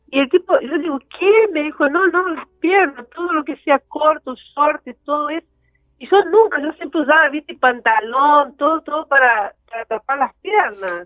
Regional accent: Campo Belo, Minas Gerais, Brazil; Spanish is a second language; moved away; yo nací en Campo Belo, que está cerca de Belo Horizonte

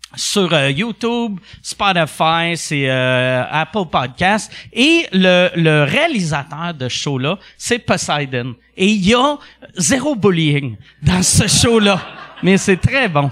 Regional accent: Quebec City, Quebec, Canada; now in Montreal, Canada; je venais de Québec

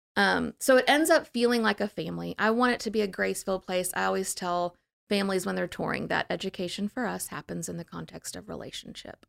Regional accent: New Orleans, Louisiana, United States; I'm from New Orleans

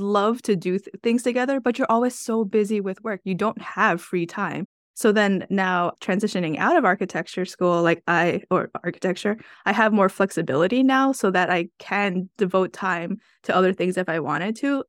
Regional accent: New York, United States; I'm from New York

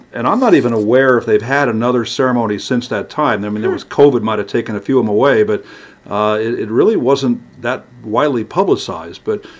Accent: Los Angeles, California, United States; also born or lived in Glendale, California; I grew up in Hollywood.

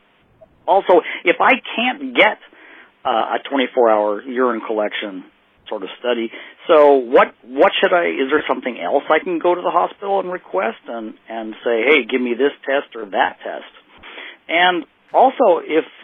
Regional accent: United States; now in Japan; I'm an American living in Japan

